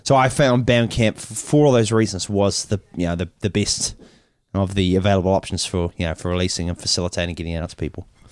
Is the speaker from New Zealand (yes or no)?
yes; Auckland, New Zealand; we come from New Zealand, Auckland, New Zealand